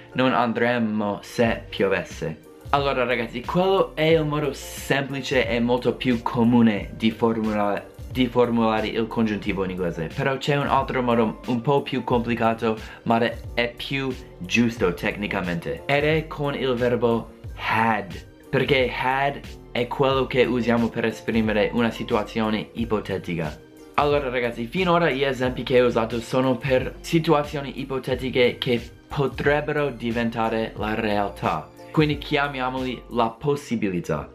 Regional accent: United States; Italian is a second language; io non sono italiano, sono americano

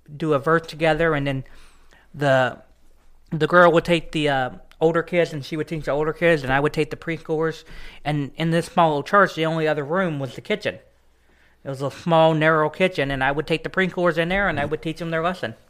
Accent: East Texas, United States; also born or lived in Dallas, Texas; now in Carthage, Missouri, United States; I was born and raised in Dallas, Texas, and then I, uh, moved to East Texas, um, when I was a little kid.

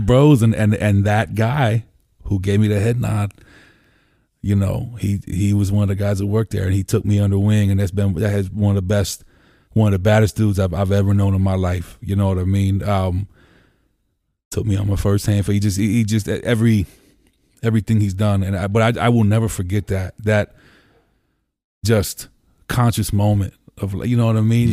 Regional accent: Columbia, Pennsylvania, United States; also born or lived in Lancaster, Pennsylvania; I grew up in Columbia. You know, I bounced between Columbia and the city my whole life

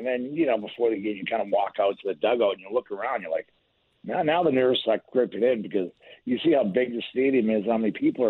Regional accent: Boston, Massachusetts, United States; Of course. We had a few ponds around there that froze.

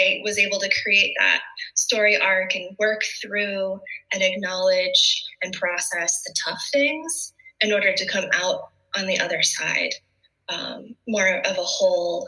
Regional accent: Byron, Illinois, United States; moved away as an adult; now in Colorado, United States; As a little kid growing up in Byron, Illinois

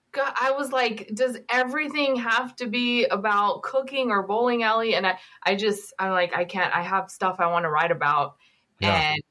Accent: Pakistan; born there; I was born in Pakistan in this disputed area. It was in between Pakistan and India.

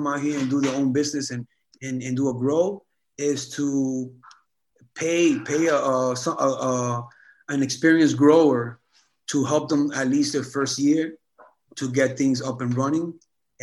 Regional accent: New York City, New York, United States; moved away as an adult; now in Oregon, United States; My hometown, nigga. Queens, baby.

